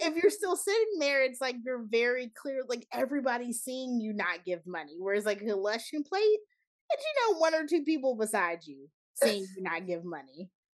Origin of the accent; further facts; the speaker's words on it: Charlotte, North Carolina, United States; there were a few things in my hometown. I remember a church it wasn't the biggest church in my town, but like a pretty big black church um in Charlotte